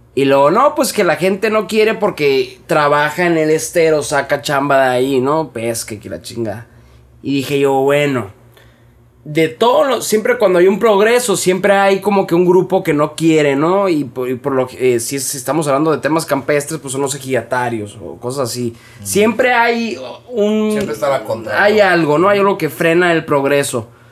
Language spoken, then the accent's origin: Spanish; Hermosillo, Sonora, Mexico; los que somos de Hermosillo, vamos seguido a Quino desde toda la vida